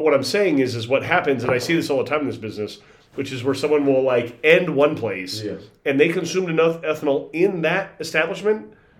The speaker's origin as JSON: {"language": "English", "region": "Arizona", "country": "United States", "tie": "born or raised there", "said": "I grew up at a time where Arizona's education was on point."}